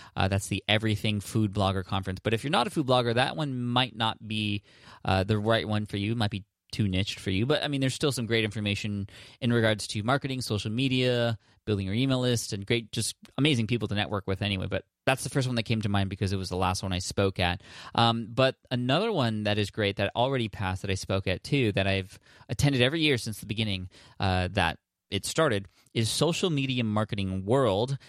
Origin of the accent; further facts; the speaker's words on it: San Diego, California, United States; in my hometown in San Diego